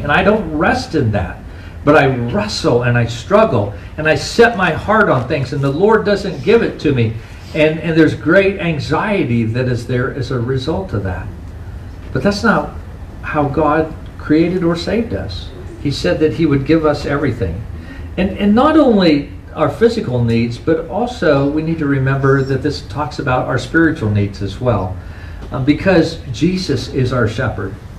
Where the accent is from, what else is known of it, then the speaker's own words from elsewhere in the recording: United States; as American Christians